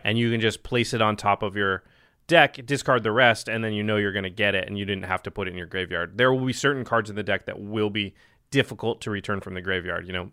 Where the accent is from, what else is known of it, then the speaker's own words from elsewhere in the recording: Portland, Oregon, United States; I'm from Portland